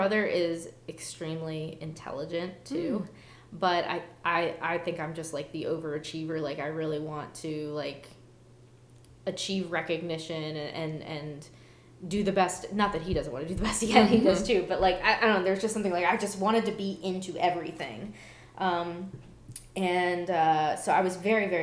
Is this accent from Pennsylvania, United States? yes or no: no; Baltimore, Maryland, United States; moved away; I'm from Baltimore